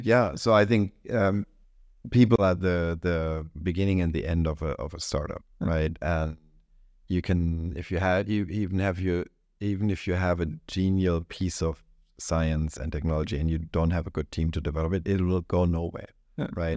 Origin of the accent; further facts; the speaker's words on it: Germany; moved away; this is specifically true in my home country and yours, Germany